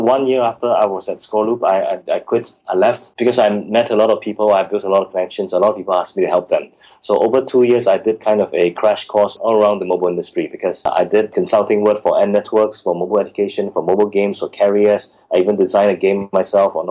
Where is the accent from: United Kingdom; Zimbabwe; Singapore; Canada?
Singapore; moved away as an adult; also born or lived in Guangzhou; as a Singaporean in Guangzhou